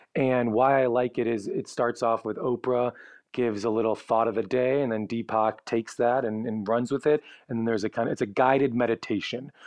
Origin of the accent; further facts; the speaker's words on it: Chicago, Illinois, United States; now in Los Angeles, United States; I'm from Chicago, my family's all in the Midwest area.